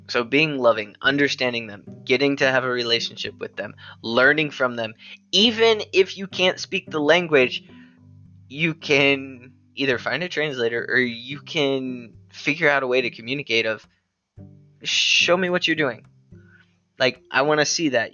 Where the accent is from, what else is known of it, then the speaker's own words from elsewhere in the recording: United States; us as Americans that we are Americans.